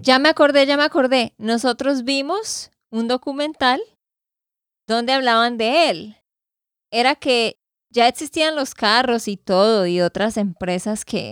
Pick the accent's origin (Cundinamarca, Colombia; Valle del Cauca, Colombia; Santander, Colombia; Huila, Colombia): Santander, Colombia; de Santander, Colombia